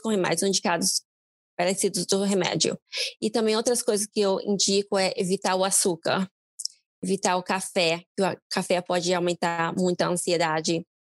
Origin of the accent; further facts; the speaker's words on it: Brazil; now in United States; como brasileiro